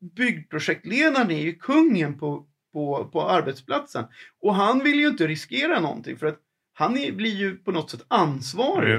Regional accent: Sweden; vi som människor, som vanliga svenskar

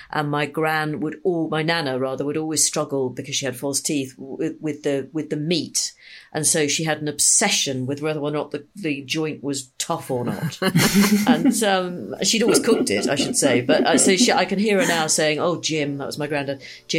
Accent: Liverpool, North West England, United Kingdom; So I grew up in Liverpool

